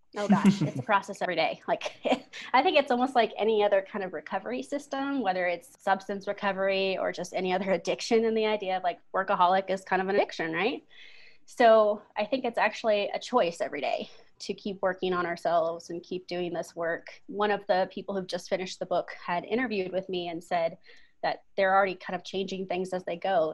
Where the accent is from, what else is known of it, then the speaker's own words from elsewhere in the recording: Bremerton, Washington, United States; moved away as an adult; also born or lived in Oregon; now in Colorado, United States; I'm originally from Seattle, Washington area. Uh, my parents still live there. I was a Navy kid. So we were in the Navy town of Bremerton